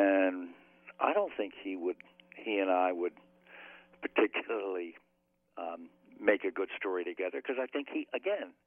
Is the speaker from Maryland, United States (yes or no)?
yes; Baltimore, Maryland, United States; I grew up loving Johnny Unitas because I was from Baltimore